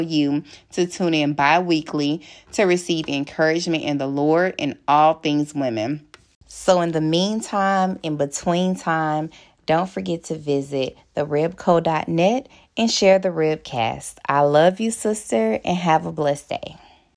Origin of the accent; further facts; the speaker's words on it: Alabama, United States; accent: Alabama country accent; my Alabama accent